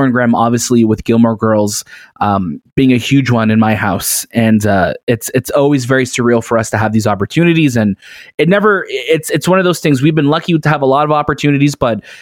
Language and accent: English; Toronto, Ontario, Canada; we're from Toronto